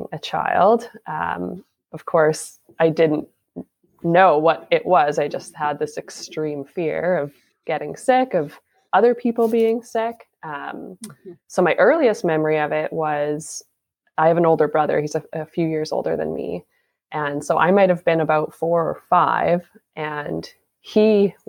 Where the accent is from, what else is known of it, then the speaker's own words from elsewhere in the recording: Saskatchewan, Canada; now in Port Coquitlam, Canada; I'm from Saskatchewan